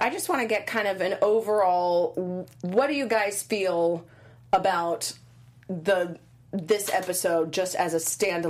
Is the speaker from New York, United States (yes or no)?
no; Alabama, United States; I'm from Alabama.